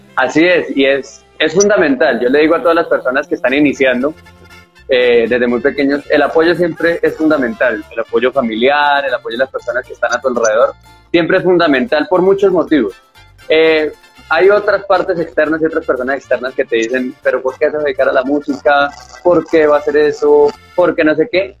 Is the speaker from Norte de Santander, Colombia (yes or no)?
no; Bogotá, Colombia; soy artista colombiano, como siempre digo, nací en la ciudad de Bogotá, pero mis padres y toda mi familia es de Santander, así que como digo yo acá, soy de Bogotá, pero con barriga santanderiano